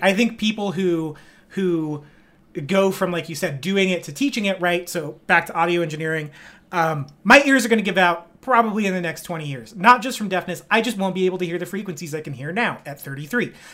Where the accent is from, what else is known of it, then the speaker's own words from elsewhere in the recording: Bakersfield, California, United States; I'm from Bakersfield, California